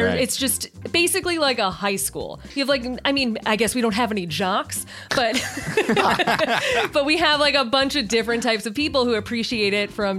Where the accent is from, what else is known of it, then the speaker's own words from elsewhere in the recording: Chicago, Illinois, United States; I'm from Chicago